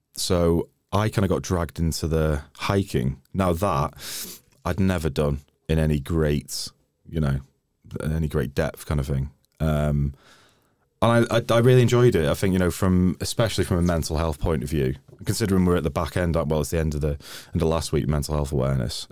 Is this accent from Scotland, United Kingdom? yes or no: no; Wrexham, Wales, United Kingdom; moved away; also born or lived in London; I'm Welsh